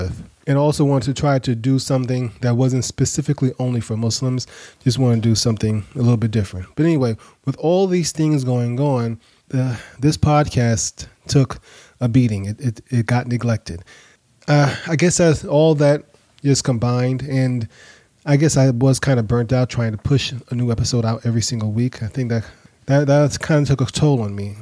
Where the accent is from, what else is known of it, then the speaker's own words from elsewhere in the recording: New York City, New York, United States; now in Atlanta, United States; I grew up in New York. I live in Atlanta now, but I grew up in Brooklyn